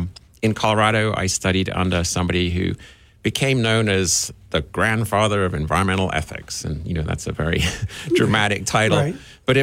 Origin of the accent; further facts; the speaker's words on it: South East England, United Kingdom; moved away as an adult; also born or lived in Alaska; now in Missoula, United States; So I do have a slightly funny accent, which is understandable. First half of my life, grew up in southern England on the coast.